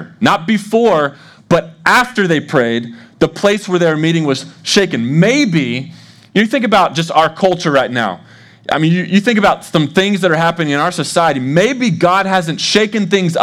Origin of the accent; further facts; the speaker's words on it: Dallas, Texas, United States; moved away as an adult; also born or lived in Arkansas; now in Des Moines, United States; So I grew up in Dallas